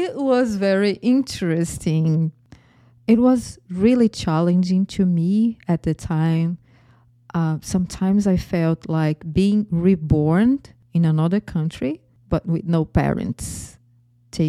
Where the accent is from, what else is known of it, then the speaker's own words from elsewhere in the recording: Brazil; accent: Brazilian; English is a second language; moved away as an adult; now in Florida, United States; my accent is from Brazil. I am originally Brazilian and I live in Florida.